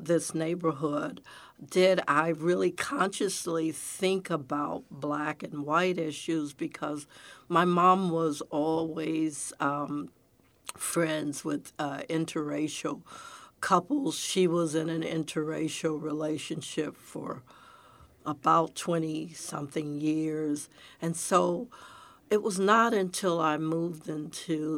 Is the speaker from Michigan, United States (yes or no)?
yes; Detroit, Michigan, United States; also born or lived in Pontiac, Michigan; now in Texas, United States; that's where I grew up in Detroit